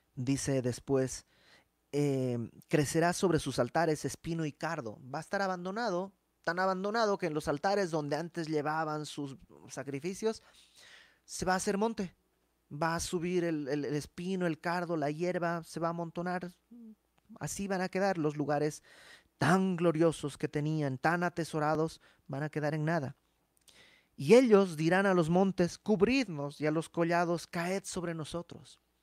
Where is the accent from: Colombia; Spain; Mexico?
Mexico; moved away; dijéramos en México